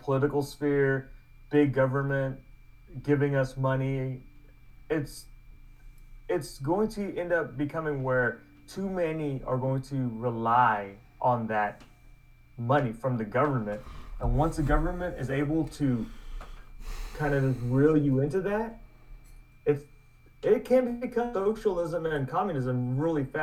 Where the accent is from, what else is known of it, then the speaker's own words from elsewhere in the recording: Edmond, Oklahoma, United States; I was born here in Edmond